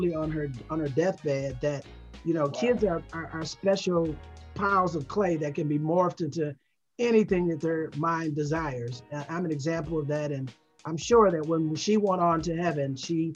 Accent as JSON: {"language": "English", "town": "Detroit", "region": "Michigan", "country": "United States", "tie": "born or raised there", "also_born_or_lived": "South Carolina / Connecticut", "moved": "yes", "said": "I'm originally from Detroit, born and raised there"}